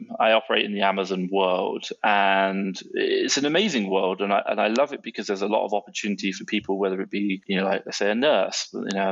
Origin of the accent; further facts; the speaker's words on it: Southampton, South East England, United Kingdom; moved away as an adult; now in Mexico City, Mexico; I'm 35 and I'm from England